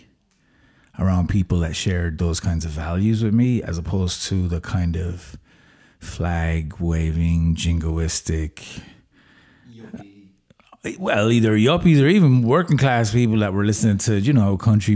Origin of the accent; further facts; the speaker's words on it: Limerick, Munster, Ireland; moved away; also born or lived in San Francisco; I come from Limerick